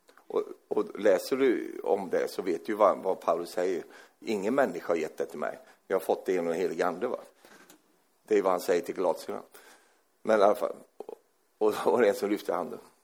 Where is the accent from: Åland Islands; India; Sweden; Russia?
Sweden; Jag är svensk